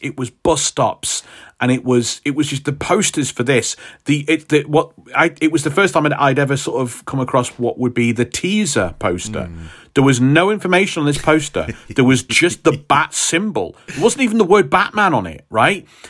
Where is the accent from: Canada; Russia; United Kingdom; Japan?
United Kingdom; us Brits